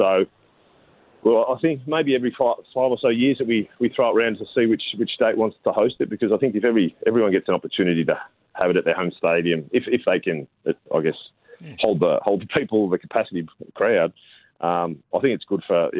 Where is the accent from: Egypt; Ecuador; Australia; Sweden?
Australia; Victoria; moved away as an adult; now in Queensland, Australia; growing up in Victoria